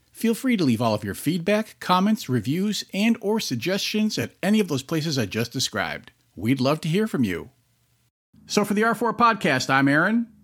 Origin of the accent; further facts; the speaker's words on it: Massachusetts, United States; I'm from Massachusetts